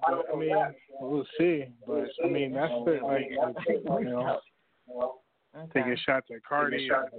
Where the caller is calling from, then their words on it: New York City, New York, United States; Yo, I'm calling from Harlem, New York.